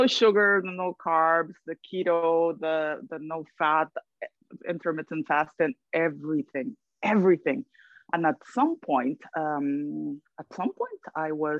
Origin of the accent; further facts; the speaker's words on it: Guatemala; moved away as an adult; now in New York, United States; I'm originally from Guatemala. I lived in my country until my 20s